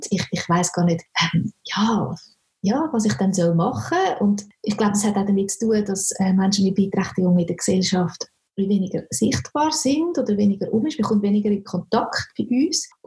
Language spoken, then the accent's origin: German; Switzerland; gibt es bei uns in der Schweiz noch nicht so wirklich eine gute Unterstützung